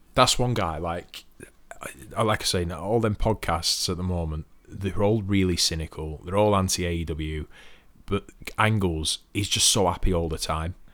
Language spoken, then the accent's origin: English; United Kingdom; I'm British